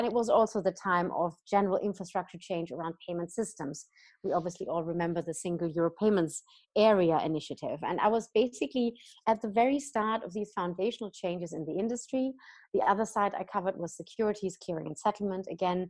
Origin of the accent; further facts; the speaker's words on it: Germany; so I studied in the UK, I studied in France, I then came back to Germany, my home country, worked a little bit in the real estate fund sector